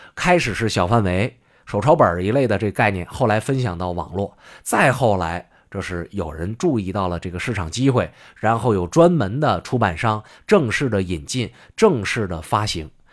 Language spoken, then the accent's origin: Chinese; China; 作为中国人